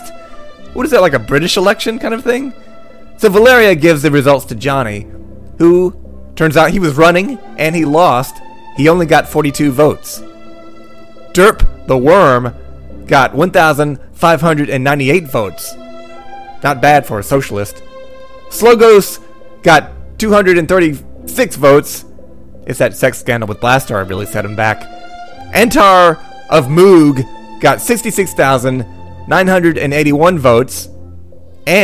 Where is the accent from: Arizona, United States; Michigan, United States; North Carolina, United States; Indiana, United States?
North Carolina, United States; I'm from North Carolina